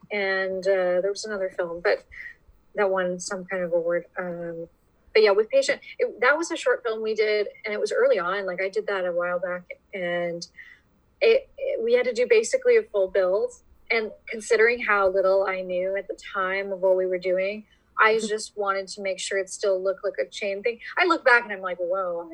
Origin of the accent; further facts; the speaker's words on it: Welland, Ontario, Canada; my hometown, in Welland, Ontario